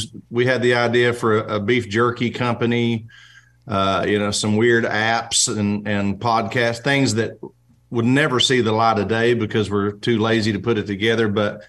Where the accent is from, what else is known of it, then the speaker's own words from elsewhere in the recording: Oklahoma, United States; Nashville always just felt like where I would go to work, but it never felt like home to me. I'm just from Oklahoma